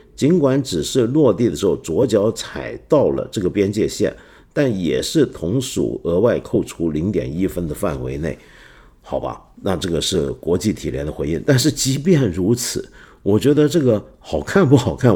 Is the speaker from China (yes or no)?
no; Taiwan; moved away; 我小时候在台湾的时候